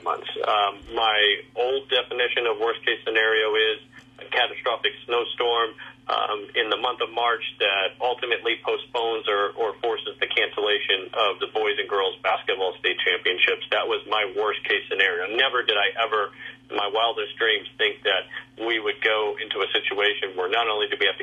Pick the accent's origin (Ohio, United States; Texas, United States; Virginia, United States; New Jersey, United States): Texas, United States; San Antonio; also born or lived in Albuquerque, New Mexico; now in upstate New York, United States; I grew up in San Antonio, Texas